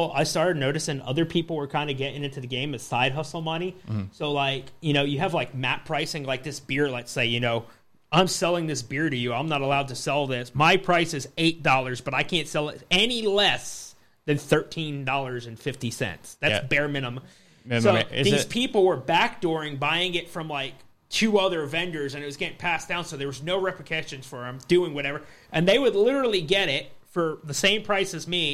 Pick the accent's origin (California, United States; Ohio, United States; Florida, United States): Florida, United States; I grew up in Florida